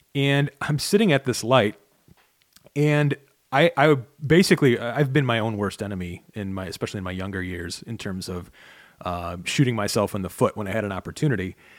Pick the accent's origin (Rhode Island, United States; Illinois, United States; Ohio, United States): Illinois, United States; Chicago; now in Michigan, United States; I grew up in Chicago, which is basically straight across the lake